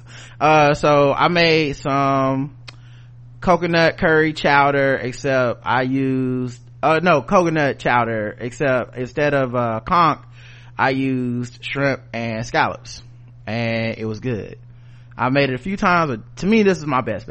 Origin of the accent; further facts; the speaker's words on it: the South, United States; I'm from the South